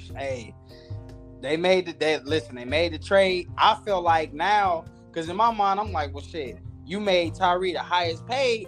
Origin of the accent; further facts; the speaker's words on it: Kansas City, Missouri, United States; I'm from Kansas City, Missouri